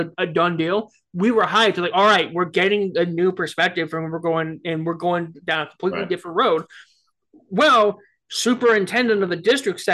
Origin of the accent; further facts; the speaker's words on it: Colorado, United States; growing up in Colorado